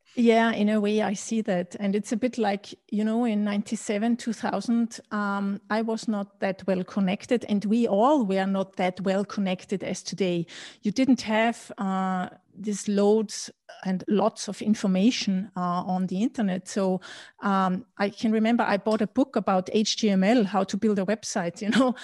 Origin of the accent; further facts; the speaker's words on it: Austria; also born or lived in Berlin / London; I was born and raised in Austria